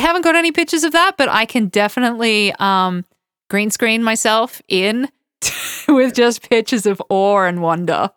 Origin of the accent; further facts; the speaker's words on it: Toowoomba, Queensland, Australia; now in Georgia; I grew up in a place called Toowoomba